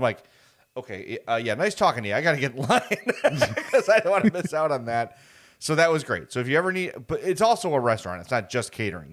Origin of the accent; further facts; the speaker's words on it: Chicago, Illinois, United States; born and raised on the South Side